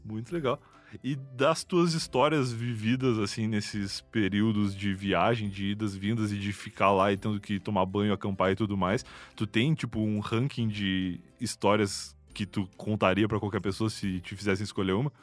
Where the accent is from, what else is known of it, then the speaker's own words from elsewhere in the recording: Rio Grande, Rio Grande do Sul, Brazil; moved away; da minha infância e juventude no Rio Grande do Sul